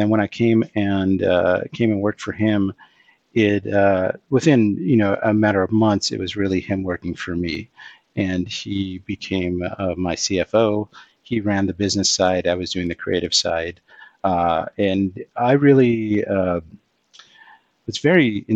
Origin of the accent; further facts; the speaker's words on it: Los Angeles, California, United States; moved away as an adult; also born or lived in New York City; I grew up skateboarding in Los Angeles